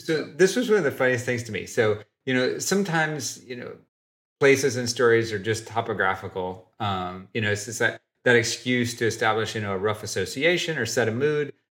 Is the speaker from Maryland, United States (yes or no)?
no; Oak Ridge, Tennessee, United States; moved away; I was born and raised in East Tennessee, a little bitty town called Oak Ridge